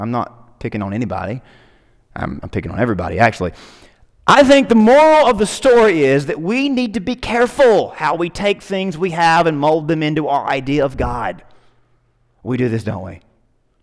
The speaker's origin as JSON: {"language": "English", "country": "United States", "said": "I'm an American"}